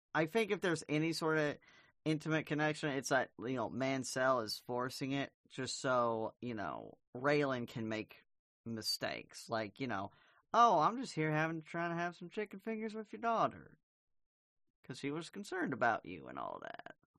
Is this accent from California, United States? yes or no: no; Arkansas, United States; I'm from Arkansas